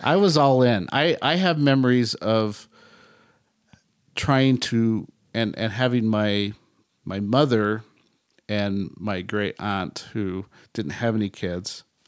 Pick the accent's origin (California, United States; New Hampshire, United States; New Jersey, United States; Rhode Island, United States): California, United States; Bay Area; me growing up in the Bay Area